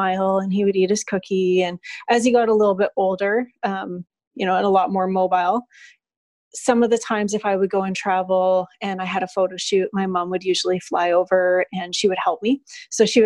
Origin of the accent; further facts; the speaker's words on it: Alberta, Canada; moved away as an adult; now in Cayman Islands; I've never left my hometown. I'm from a small city back home in Alberta, Canada